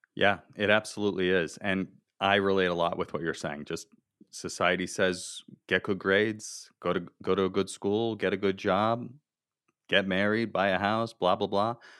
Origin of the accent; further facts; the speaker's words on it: South Florida, United States; I grew up in South Florida, I went to the University of Florida